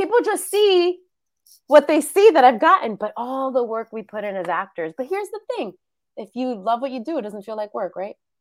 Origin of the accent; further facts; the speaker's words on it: New York City, New York, United States; moved away as an adult; now in Los Angeles, United States; I'm born and raised in New York City